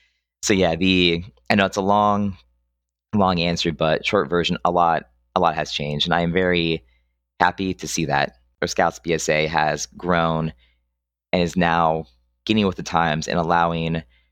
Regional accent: Pennsylvania, United States; moved away; when I came down from Central PA, I still had my kind of indoctrinated conservative mindset.

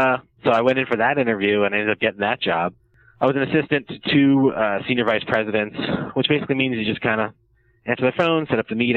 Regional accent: New Jersey, United States; moved away as an adult; also born or lived in New York City; now in Los Angeles, United States; I grew up in South Jersey, right outside Philadelphia.

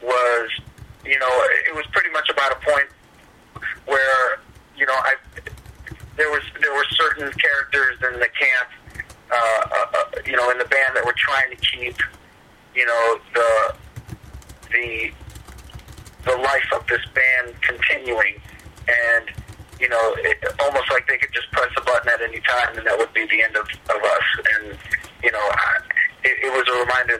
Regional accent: Fort Lauderdale, Florida, United States; I'm from Fort Lauderdale, and I grew up near Miami my whole life

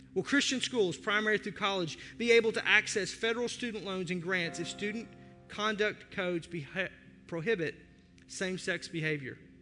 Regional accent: United States; As an American

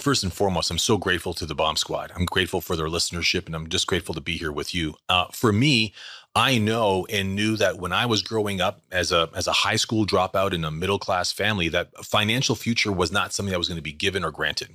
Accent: Canada; Born and raised in Canada

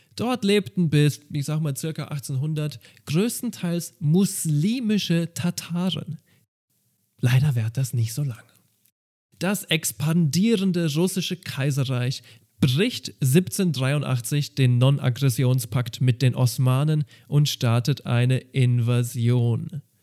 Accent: Germany; bei uns in Deutschland

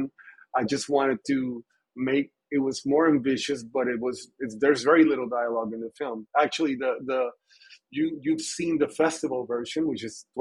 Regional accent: Puerto Rico; growing up in Puerto Rico

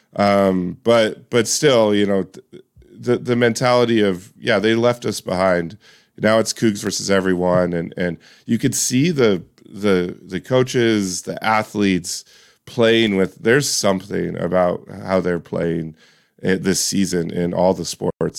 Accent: Washington, United States; I grew up in Washington State.

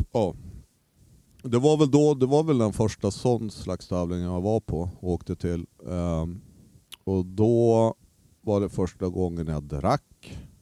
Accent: Umeå, Västerbotten County, Sweden; also born or lived in Skellefteå; Jag flyttade från Skellefteå till Umeå när jag började tvåan, lågstadiet

